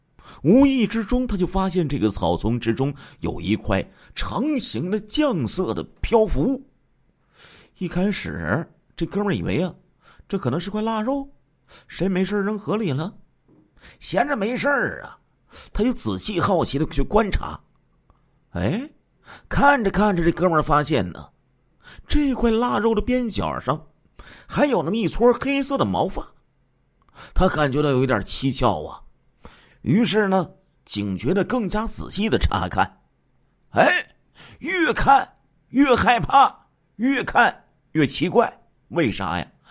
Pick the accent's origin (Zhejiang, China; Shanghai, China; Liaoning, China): Liaoning, China; 在我们的家乡辽宁啊，在这个盘锦呢，有著名的稻田的河蟹，特别好吃。